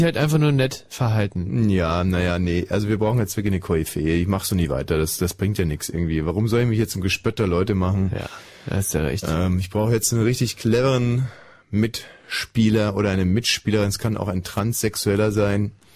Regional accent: West Germany, Germany; ich komme aus dem Westen

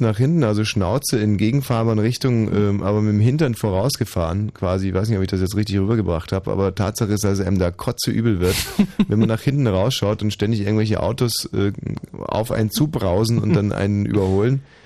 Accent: Germany; ich bin ein Deutscher. Und wir Deutschen

